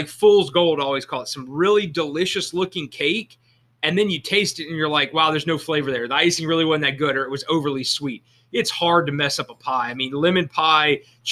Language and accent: English; Louisiana, United States; now in Hattiesburg, United States; I'm from Louisiana